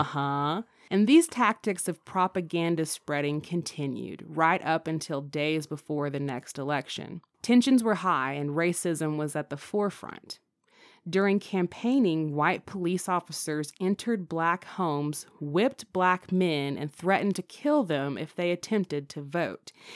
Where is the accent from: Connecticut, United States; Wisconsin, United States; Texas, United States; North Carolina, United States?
North Carolina, United States; my being a North Carolinian. Every child in North Carolina who goes through the public school system is required to take North Carolina history. I loved that class